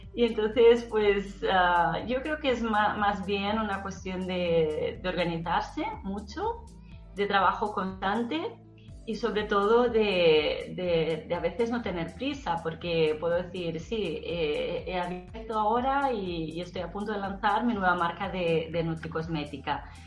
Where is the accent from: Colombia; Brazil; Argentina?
Brazil; now in Barcelona, Spain; yo soy de origen brasileña, aunque emigré a España